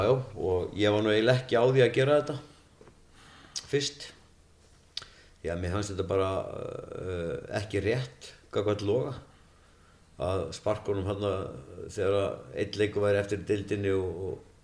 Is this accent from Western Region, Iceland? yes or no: yes; Akranes, Western Region, Iceland; það er minn heimabær